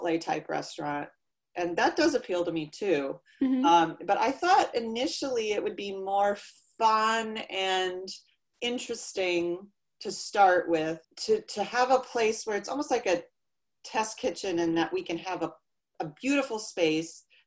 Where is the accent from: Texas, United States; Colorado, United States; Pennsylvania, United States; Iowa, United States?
Iowa, United States; I was raised in Iowa and grew up with horses